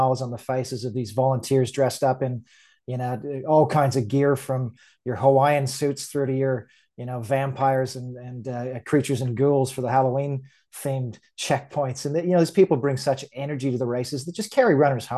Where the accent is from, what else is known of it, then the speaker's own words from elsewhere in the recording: rural Ontario, Canada; moved away as an adult; now in Queensland, Australia; I grew up in a small town in country rural Ontario outside of the capital